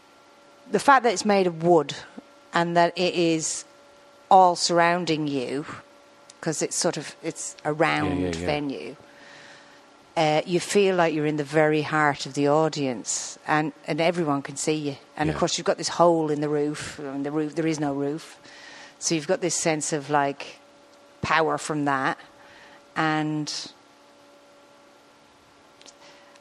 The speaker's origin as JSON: {"language": "English", "town": "Arklow", "region": "Leinster", "country": "Ireland", "tie": "born or raised there", "also_born_or_lived": "Manchester", "moved": "yes", "said": "Arklow, which is where I'm from"}